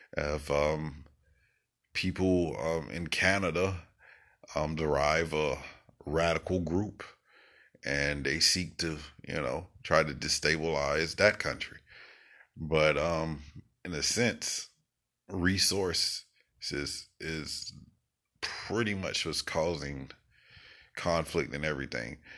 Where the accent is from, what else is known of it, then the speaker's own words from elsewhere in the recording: United States; as an American